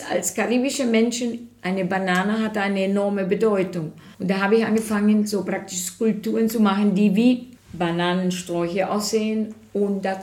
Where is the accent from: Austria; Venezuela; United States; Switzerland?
Venezuela; German is a second language; now in Germany; ich fahre nach Venezuela seit 2019 nicht mehr, so durch die Pandemie, denn habe ich mehr Lust, meine Art von Dschungel, meine Art von Landschaft, was sich erinnert aus meiner Heimat, hier zu kreieren.